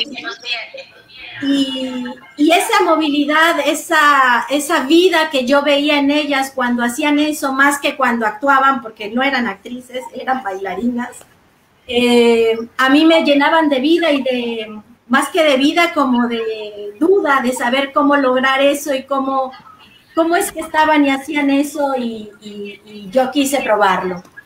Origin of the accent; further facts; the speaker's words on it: Mérida, Yucatán, Mexico; moved away as an adult; also born or lived in Mexico City; yo nací y crecí en Ciudad de Mérida